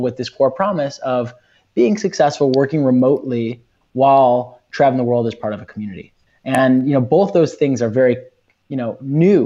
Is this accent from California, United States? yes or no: no; Chicago, Illinois, United States; I'm from Chicago, grew up in Chicago